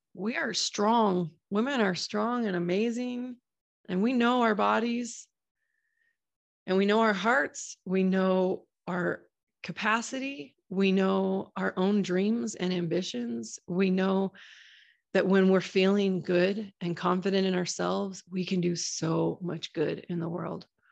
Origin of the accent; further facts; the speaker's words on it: Boise, Idaho, United States; my hometown of Boise, Idaho